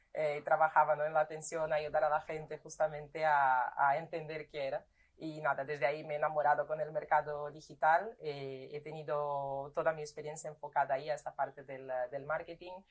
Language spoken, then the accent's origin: Spanish; Brazil; Spanish is a second language; moved away as an adult; now in Spain; yo soy brasileña